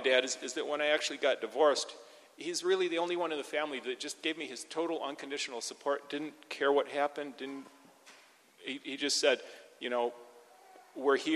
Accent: Wisconsin, United States; also born or lived in Lansing, Michigan; I grew up in Wisconsin.

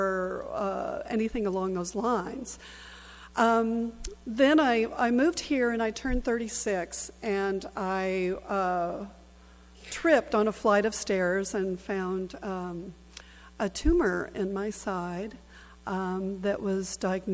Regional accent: Southern California, United States; I'm originally from Southern California

